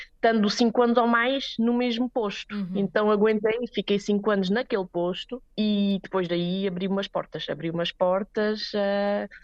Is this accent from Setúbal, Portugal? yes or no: yes; Alcochete, Setúbal, Portugal; moved away as an adult; also born or lived in Switzerland / Póvoa de São Miguel, Beja, Portugal; now in Lyss, Switzerland; fiz a minha escola em Portugal